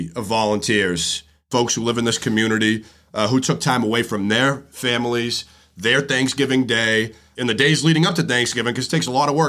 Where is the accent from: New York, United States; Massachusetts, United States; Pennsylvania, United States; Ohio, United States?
Massachusetts, United States; Boston; I'm the state representative here in East Boston, born and raised on Eagle Hill.